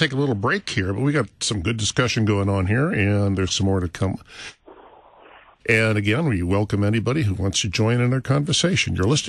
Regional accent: Laramie, Wyoming, United States; We're from Laramie, Wyoming.

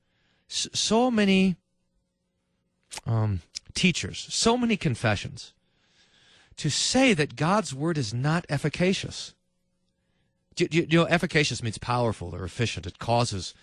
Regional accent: Kerrville, Texas, United States; when I was a little kid, I was growing up in Kerrville, Texas

